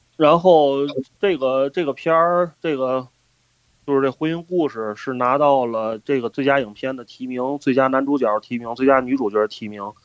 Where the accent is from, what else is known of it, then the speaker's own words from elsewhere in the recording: China; 我们作为中国人